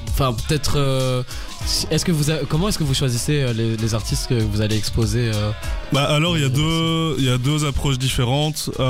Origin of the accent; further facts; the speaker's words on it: Bulgaria; bah après, c'est une information qui se passe pas tout près non plus, vu que je viens de Bulgarie.